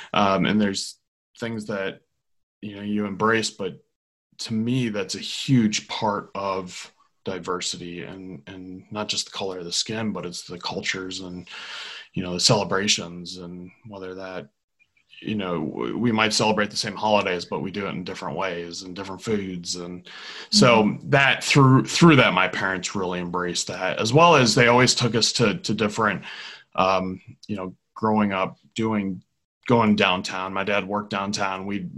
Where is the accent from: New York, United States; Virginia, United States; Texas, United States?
Virginia, United States; born there; also born or lived in Georgia / Illinois; I was born in Virginia and moved to Georgia and Illinois